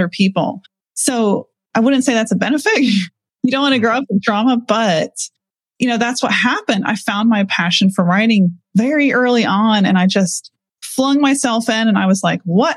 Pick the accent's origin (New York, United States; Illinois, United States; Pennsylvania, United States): Pennsylvania, United States; I grew up in Pennsylvania in a fundamentalist cult